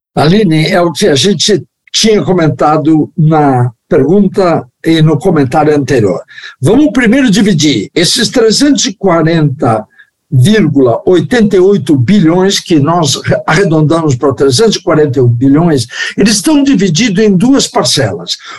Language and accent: Portuguese; Brazil; sou brasileiro